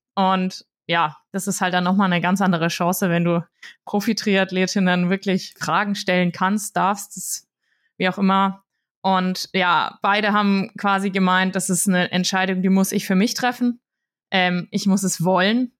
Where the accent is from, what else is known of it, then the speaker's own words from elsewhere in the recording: Würzburg, Bavaria, Germany; ich komme aus Würzburg, bin hier aufgewachsen